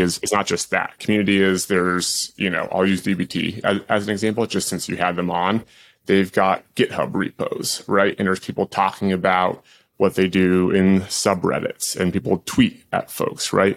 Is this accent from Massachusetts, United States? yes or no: yes; Boston, Massachusetts, United States; I grew up in Boston